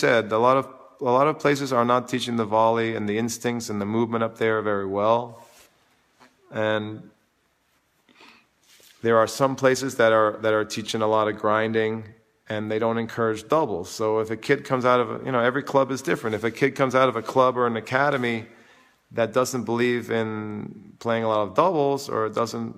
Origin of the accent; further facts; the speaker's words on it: New York City, New York, United States; also born or lived in Vermont; I grew up in New York, and I live in New York all the time